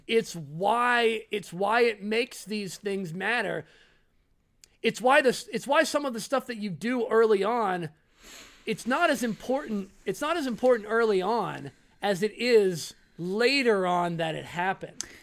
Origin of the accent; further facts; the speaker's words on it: United States; I'm American